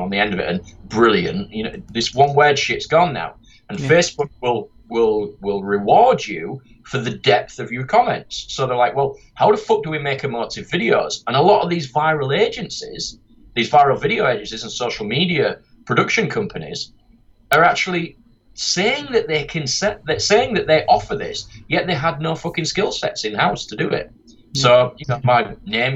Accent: Yorkshire and the Humber, United Kingdom; accent: Yorkshire; my dumb Yorkshire accent

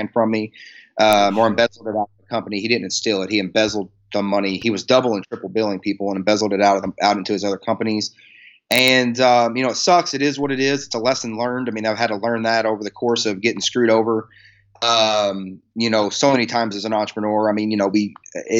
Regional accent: Kentucky, United States; I'm from a state here in the States called Kentucky

